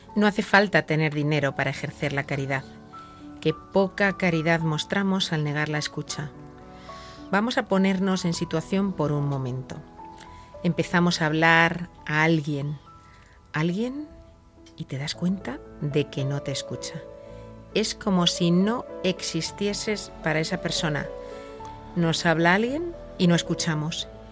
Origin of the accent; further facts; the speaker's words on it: Spain; como los españoles decimos